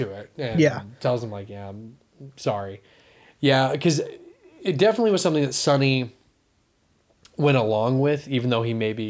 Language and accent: English; Texas, United States; the both of us growing up in Texas